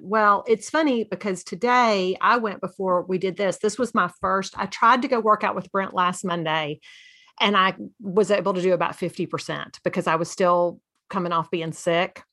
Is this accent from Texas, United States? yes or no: yes; Texas, United States; as a Texan